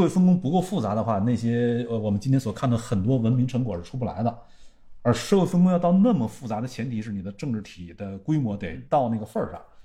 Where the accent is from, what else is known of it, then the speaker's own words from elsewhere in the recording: western Liaoning, China; moved away; 在今天咱们老家，辽西